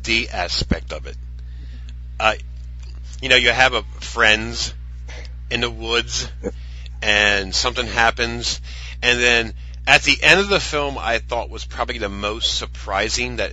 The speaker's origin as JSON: {"language": "English", "country": "United States", "said": "I'm American"}